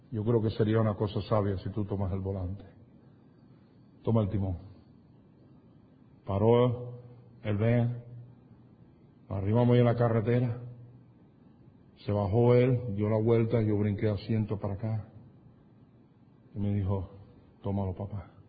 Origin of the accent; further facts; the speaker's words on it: Cuba; moved away; yo vine de Cuba